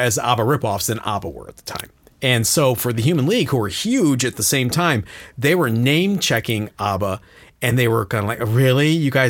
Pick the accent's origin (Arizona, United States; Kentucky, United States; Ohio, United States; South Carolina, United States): Ohio, United States; I'm just from Ohio.